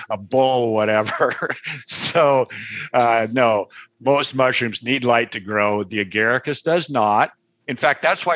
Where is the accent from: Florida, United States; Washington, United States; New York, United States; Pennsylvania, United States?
Washington, United States; Seattle; I was raised in the Pacific Northwest in Seattle.